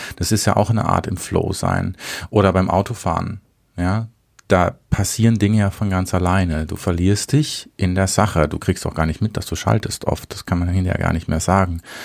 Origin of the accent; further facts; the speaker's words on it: Baden-Württemberg, Germany; Selber als Badener